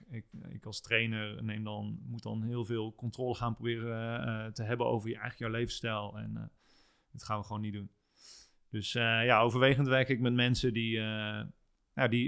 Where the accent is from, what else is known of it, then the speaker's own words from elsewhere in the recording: a small village near Apeldoorn, Gelderland, Netherlands; moved away; also born or lived in Amsterdam; ik ben geboren in Apeldoorn. Oké. En ik ben in een klein dorpje in de buurt daar opgegroeid.